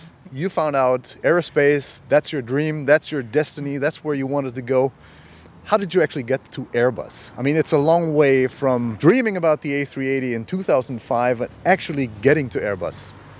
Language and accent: English; Germany; I come from Germany, but I have a diverse background. My mother is German, my father is Spanish